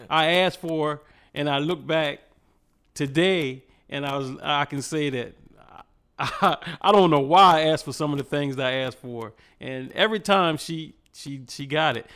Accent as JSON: {"language": "English", "town": "Cambridge", "region": "Maryland", "country": "United States", "said": "I'm from a little small town in Maryland called Cambridge."}